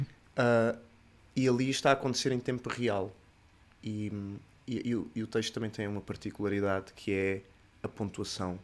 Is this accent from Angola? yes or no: no; Sines, Alentejo, Portugal; sou de Sines, Sou um siniense. Sou um siniense de, de gema